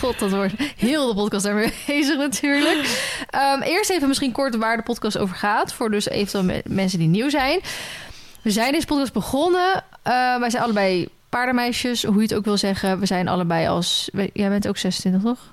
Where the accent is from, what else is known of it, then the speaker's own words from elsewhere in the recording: Randstad, Netherlands; moved away; ik kom uit de Randstad. Dus dat is ook wel... Ik kom uit de stad, ben naar een dorp